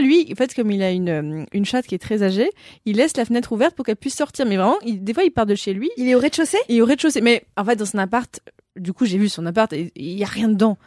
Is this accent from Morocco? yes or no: yes; Morocco; moved away as an adult; now in France; comme j'ai grandi au Maroc, mm. comme mon père est franco-marocain, donc j'ai passé 18 ans de ma vie au Maroc